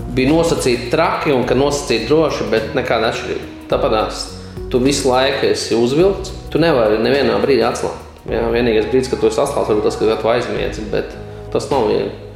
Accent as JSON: {"language": "Latvian", "town": "Bloma", "region": "Smiltene Municipality", "country": "Latvia", "tie": "born or raised there", "said": "no Blomas. Tas ir pie smiltenes puses, tāda apdzīvot vieta"}